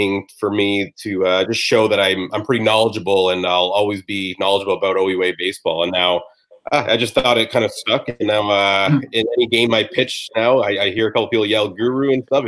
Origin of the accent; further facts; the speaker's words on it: Brampton, Ontario, Canada; I grew up playing in Brampton, Ontario, like AAA baseball all the way through for the Brampton Royals